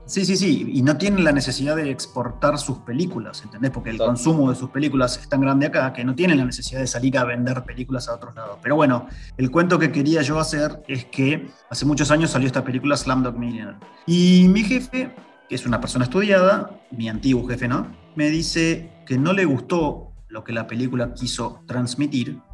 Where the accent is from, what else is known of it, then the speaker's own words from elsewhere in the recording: Argentina; moved away as an adult; now in India; soy de Argentina